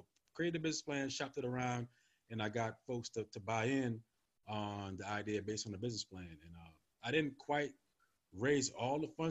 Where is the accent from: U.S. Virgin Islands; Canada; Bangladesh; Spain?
U.S. Virgin Islands; moved away as an adult; also born or lived in California; now in Virginia, United States; I'm originally from St. Thomas, from the Virgin Islands